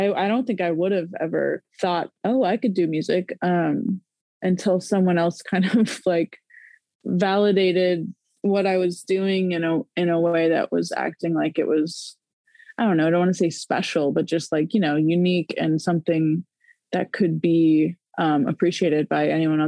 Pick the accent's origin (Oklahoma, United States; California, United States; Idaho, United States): Oklahoma, United States; Norman; now in Oklahoma City, United States; I grew up in Norman, Oklahoma, and I'm currently living in Oklahoma City.